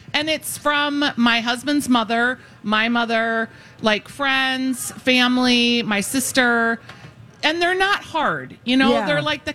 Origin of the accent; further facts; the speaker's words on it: Minnesota, United States; I'm from Minnesota, after all.